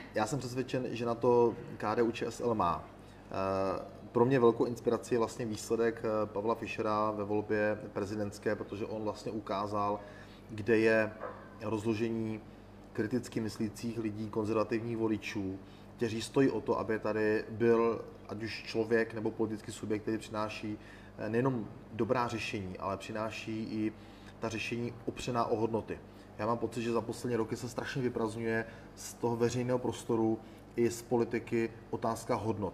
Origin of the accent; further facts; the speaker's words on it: Olomouc Region, Czechia; opravdu tento region je můj, můj rodný region.